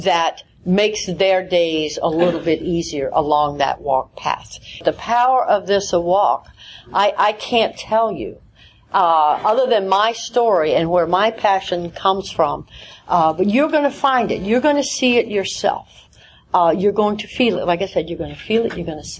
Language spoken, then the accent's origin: English; the South, United States; I'm from the South